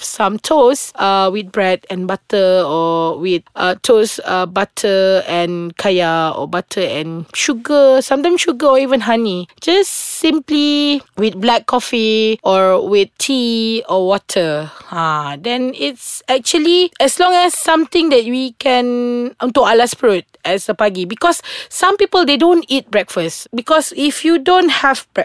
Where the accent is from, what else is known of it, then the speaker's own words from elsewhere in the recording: Sarawak, Malaysia; moved away; also born or lived in Kuala Lumpur; I'm from Sarawak and we are not that exposed to all the Indian food. In Sarawak, kita tak banyak kedai mamak